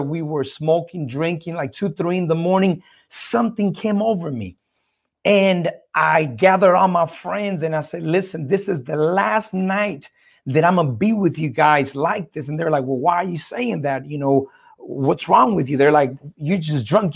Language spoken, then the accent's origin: English; El Salvador; I'm originally from El Salvador, Central America